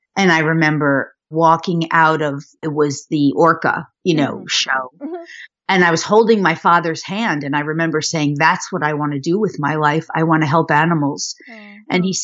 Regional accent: Westchester County, New York, United States; born there; I was born in New York, outside of Manhattan in Westchester County.

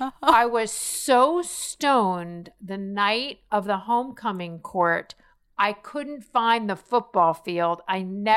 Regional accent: Miami Beach, Florida, United States; So growing up in Miami Beach, very late 70s, my neighbors were …, okay?

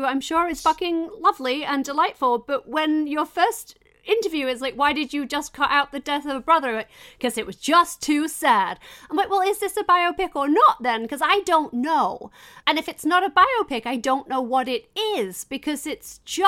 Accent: England, United Kingdom; I'm English

